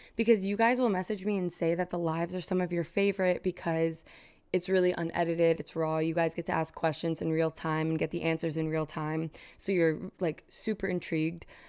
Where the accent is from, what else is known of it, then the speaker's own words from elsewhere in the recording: New York, United States; now in New Jersey, United States; I was born in Manhattan, moved out to a suburb in Jersey